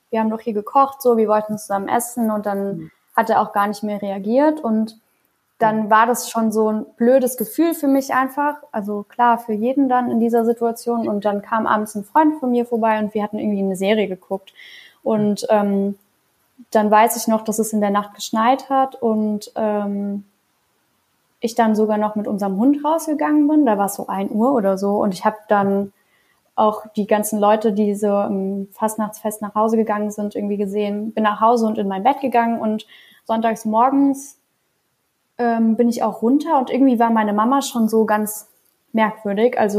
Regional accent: Trier, Rhineland-Palatinate, Germany; Ich hatte einen ganz coolen Tag in, äh, in Trier, wo ich aufgewachsen bin

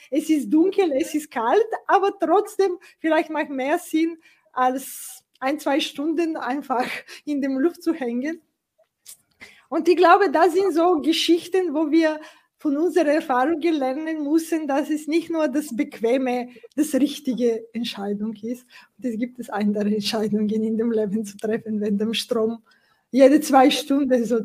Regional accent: Bulgaria; German is a second language; ich komme aus Bulgarien, äh, wie, die, wie du auch weißt, und die viele, und wir haben nach dem 89 äh, quasi immer wieder unterschiedliche sozusagen Situationen in ein paar Jahren danach gemeistert. Und es war eine Zeit, auch in Sofia, in dem Hauptstadt

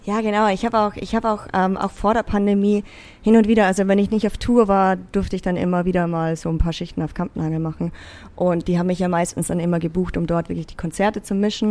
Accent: Zell am See, Salzburg, Austria; moved away as an adult; also born or lived in Vienna; bin ja in Österreich, also in einem kleinen, beschaulichen Bergdorf geboren und aufgewachsen

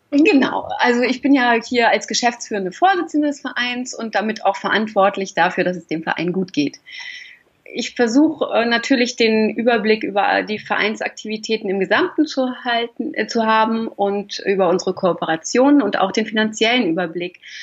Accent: Hamburg, Germany; moved away as an adult; also born or lived in Lich, Hesse; now in Fulda, Germany; Geboren bin ich in Lich in Hessen, ähm, aber aufgewachsen äh, am Hamburger Stadtrand. Also bin ich eher ein Nordlicht, würde ich sagen

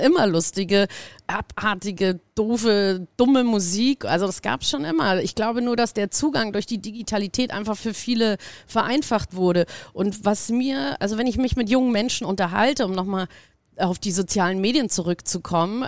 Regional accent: Munich, Bavaria, Germany; moved away; Ich komme aus München, habe da das Backstage mit groß gemacht damals

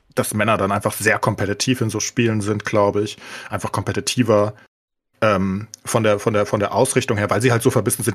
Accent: Germany; als Deutsche

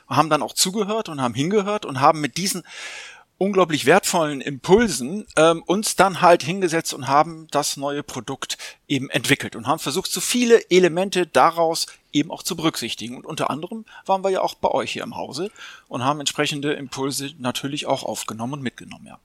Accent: Hamburg, Germany; ich bin selber auch Hamburger

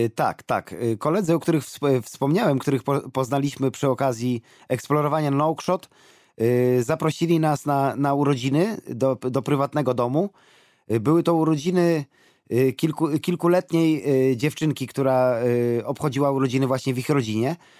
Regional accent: Poland; my z Polski, z Europy

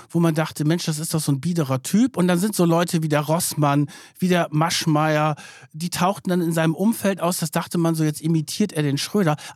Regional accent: Lower Saxony, Germany; ich komme ja aus Niedersachsen. Ich weiß das natürlich. Das ist in der Nähe von Hannover.

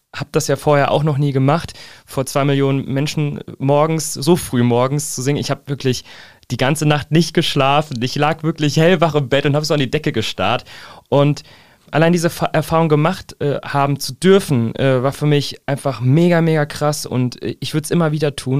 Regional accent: Fernwald, Hesse, Germany; also born or lived in Giessen; ich wurde in Gießen geboren, seitdem auch in Gießen quasi Umgebung verwurzelt.

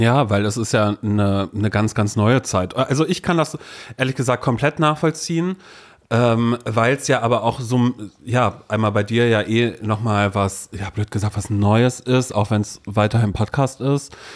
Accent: Brudersdorf, Mecklenburg-Vorpommern, Germany; now in Berlin, Germany; Andere Leute werden sagen 230 Seelendorf in Mecklenburg-Vorpommern, wo ich groß geworden bin

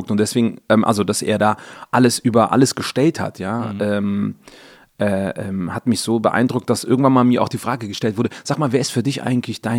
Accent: Cologne, North Rhine-Westphalia, Germany; in der Etzelstraße, genau. Da sind wir groß geworden.

